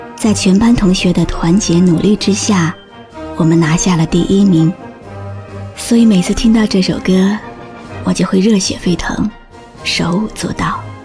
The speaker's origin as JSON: {"language": "Chinese", "country": "China", "said": "我是中国人。我有一颗中国心"}